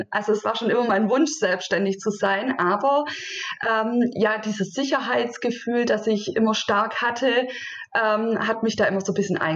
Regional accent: Baden-Württemberg, Germany; ich bin 36 Jahre alt, äh, Mama von zwei Kindern und ich komme aus der Nähe Stuttgart.

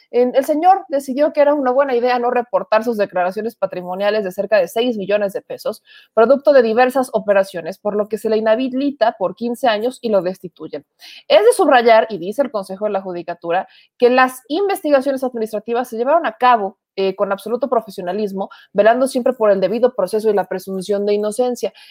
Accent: Puebla, Mexico; Yo les pido una disculpa como poblana

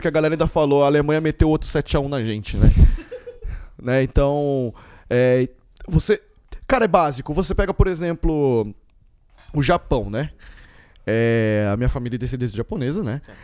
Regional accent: Mogi das Cruzes, São Paulo, Brazil; mesmo sendo brasileiro, porque eu estudei desde o maternal até a terceira série, eu estudei numa escola japonesa aqui em Mogi

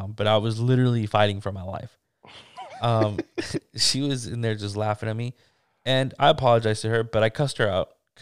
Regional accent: California, United States; I'm from California

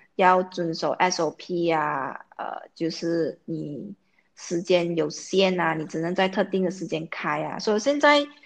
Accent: Malaysia; 因为我们马来西亚人很习惯用英文。啊，尤其我在国际学校，我有好多英文

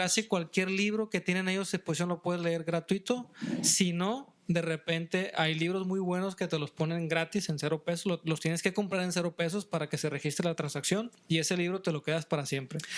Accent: Mexico

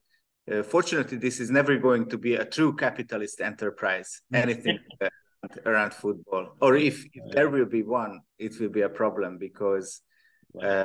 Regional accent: Budapest, Hungary; I'm from Hungary, I'm from Budapest.

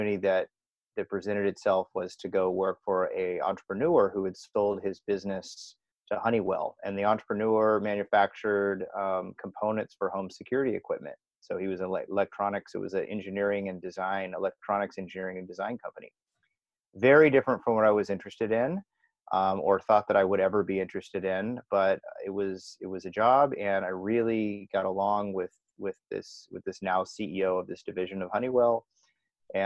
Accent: San Diego, California, United States; now in Amsterdam, Netherlands; I'm from San Diego, California

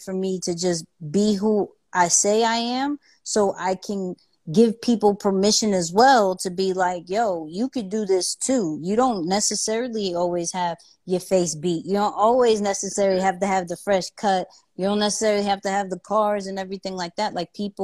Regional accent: New York City, New York, United States; I'm a kid from Queens

